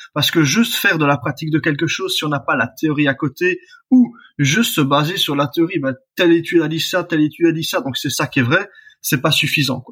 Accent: Belgium; je suis belge

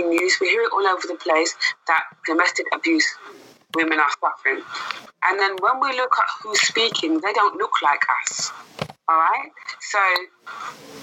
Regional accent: London, United Kingdom; also born or lived in Hackney; I myself was born and raised in Brent, although I'm Hackney now

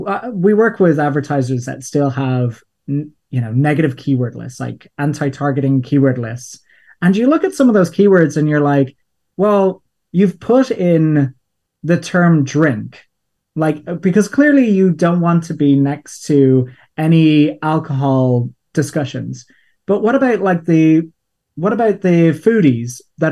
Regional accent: Ireland; People are listening and wondering what my accent is because it's a weird mixture. As I said, I grew up in Ireland, and a term that we have for fun in Ireland is crack.

